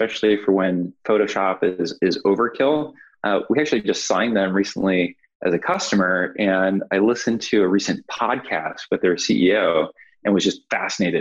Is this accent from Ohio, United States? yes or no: yes; Cleveland, Ohio, United States; moved away as an adult; now in California, United States; I'm from Cleveland, Ohio, which I think is a great place to grow up